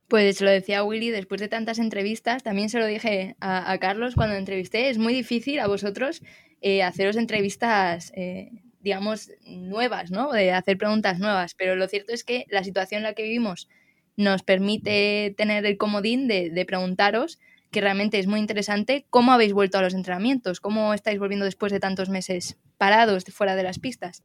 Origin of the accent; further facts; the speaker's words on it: Majadahonda, Community of Madrid, Spain; Yo soy de Majaonda, está ahí cerquita, cerquita